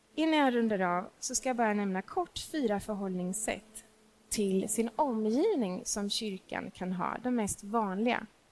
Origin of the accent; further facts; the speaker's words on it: Stockholm, Stockholm County, Sweden; also born or lived in Småland; jag är inte smålänning, jag är stockholmare, jag älskar min stad